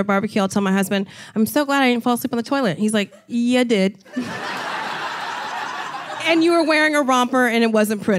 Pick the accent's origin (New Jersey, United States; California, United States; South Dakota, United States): New Jersey, United States; Hamilton Square; I'm a Jersey girl through and through